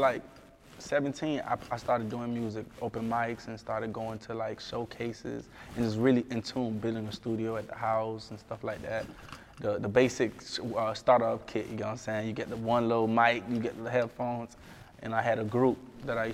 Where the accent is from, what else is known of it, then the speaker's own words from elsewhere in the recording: South Florida, United States; Growing up in South Florida